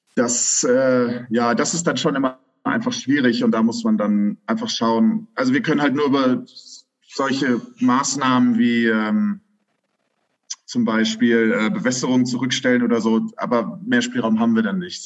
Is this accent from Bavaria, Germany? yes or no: no; Königstein im Taunus, Hesse, Germany; Ich komme ursprünglich aus äh, Königstein. Das ist ein ganz beschauliches Vorörtchen von Frankfurt am Main.